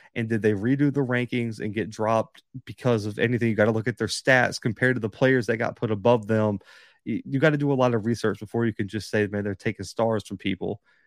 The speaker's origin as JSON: {"language": "English", "region": "Alabama", "country": "United States", "said": "I'm from Alabama"}